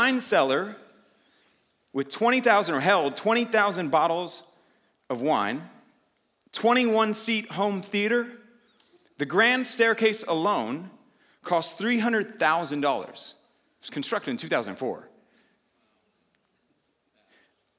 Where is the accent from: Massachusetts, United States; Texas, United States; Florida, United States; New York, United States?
Texas, United States; Houston; moved away as an adult; now in Dallas, United States; I'm actually from Houston